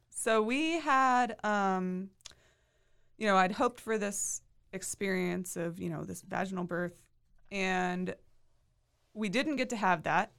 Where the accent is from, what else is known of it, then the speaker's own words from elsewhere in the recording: Hewitt, Texas, United States; I'm from the Waco area. I grew up in Hewitt